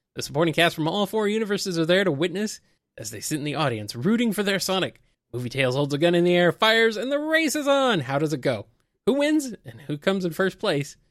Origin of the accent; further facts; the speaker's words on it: United States; I am American